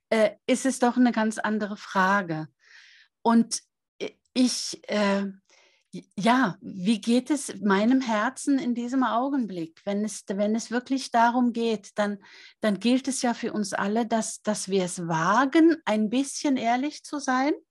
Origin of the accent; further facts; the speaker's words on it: Norway; Es ist nicht nur meine Heimat, aus der ich stamme, sondern es ist ein Stück weit auch meine Seelenheimat